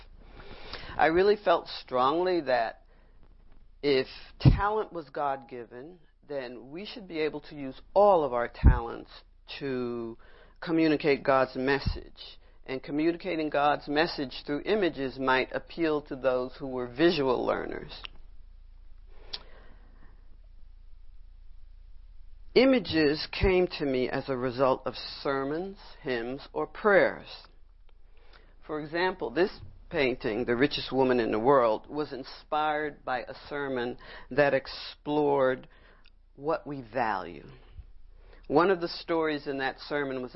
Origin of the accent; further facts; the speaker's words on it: New York City, New York, United States; I grew up in Brooklyn